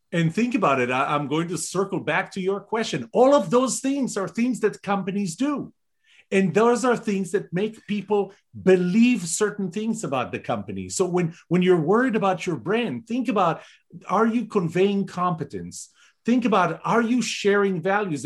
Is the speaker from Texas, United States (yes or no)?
yes; Texas, United States; We're both original from Texas